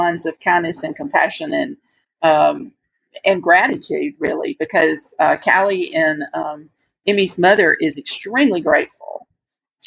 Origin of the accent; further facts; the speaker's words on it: United States; moved away; I'm originally from a little bitty tiny cotton growing community.